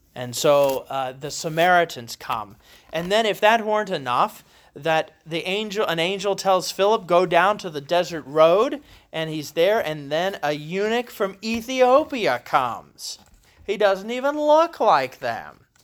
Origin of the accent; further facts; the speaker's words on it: Columbus, Ohio, United States; now in Kentucky, United States; I grew up in Columbus, Ohio, where we swear up and down there are no accents